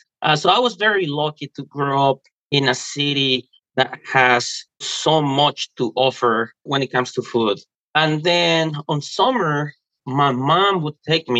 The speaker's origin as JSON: {"language": "English", "region": "Mexico City", "country": "Mexico", "tie": "born or raised there", "moved": "yes", "lives_now": "United States", "said": "I grew up in Mexico City"}